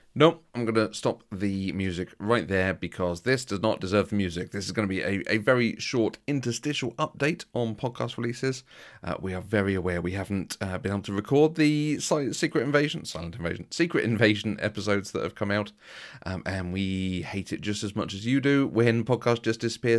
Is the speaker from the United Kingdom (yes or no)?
yes; United Kingdom; we're very British